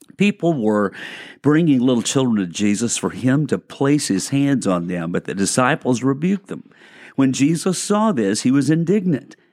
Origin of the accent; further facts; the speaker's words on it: Arkansas, United States; now in Lakeland, United States; I'm from Arkansas